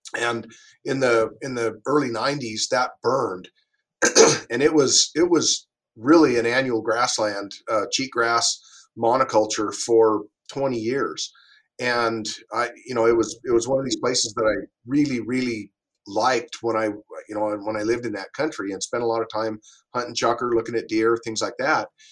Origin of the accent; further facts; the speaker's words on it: Winnemucca, Nevada, United States; I grew up in Winnemucca, Nevada, northern northwestern Nevada